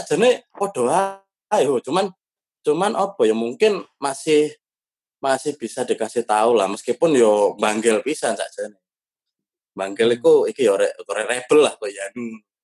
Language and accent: Indonesian; Surabaya, East Java, Indonesia; now in Jakarta, Indonesia; keluargaku dewe, sing nang Surabaya apa kampungku